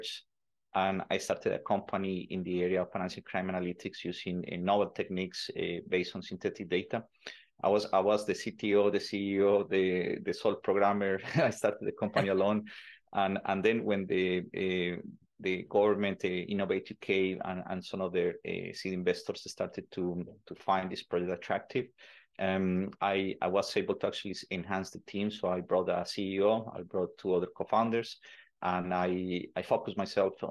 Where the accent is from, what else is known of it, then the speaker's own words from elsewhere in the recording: Colombia; moved away; also born or lived in Netherlands; I'm originally from Colombia